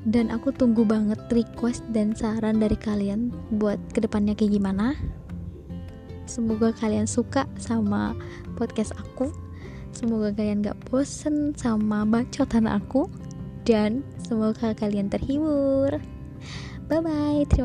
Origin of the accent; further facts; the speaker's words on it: Klaten, Central Java, Indonesia; accent: medok; aku udah bilang aku orang Klaten jadi mungkin bahasa aku atau suara aku atau logat aku agak medok